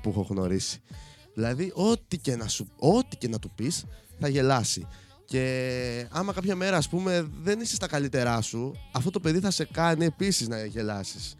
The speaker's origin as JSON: {"language": "Greek", "town": "Chania", "region": "Crete", "country": "Greece", "said": "είμαι από τα Χανιά"}